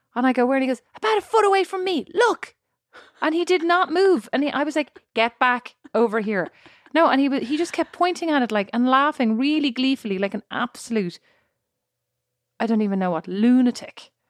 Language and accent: English; Ireland; moved away as an adult; now in United States